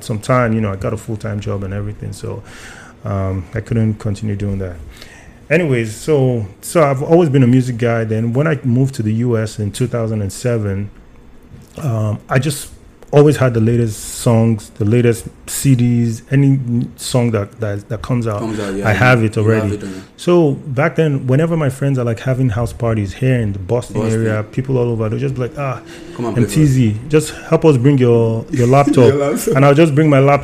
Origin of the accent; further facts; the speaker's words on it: Nigeria; moved away; I'm Nigerian